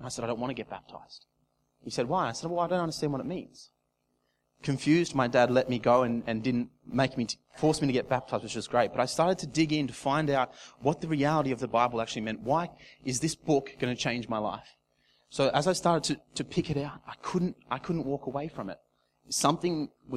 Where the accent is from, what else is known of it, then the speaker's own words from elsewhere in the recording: Casino, New South Wales, Australia; moved away as an adult; also born or lived in Gold Coast; my hometown in Casino down south in New South Wales. I left Casino when I was 18 to go to the Gold Coast